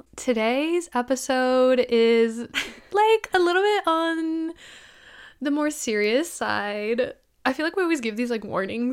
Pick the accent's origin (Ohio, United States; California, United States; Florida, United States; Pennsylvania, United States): California, United States; I mean, born and raised in California